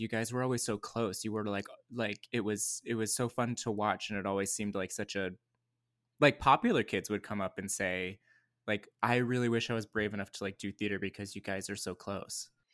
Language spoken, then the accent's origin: English; Lake Arrowhead, California, United States; I grew up in Lake Arrowhead, California, which is in Southern California, but in the mountains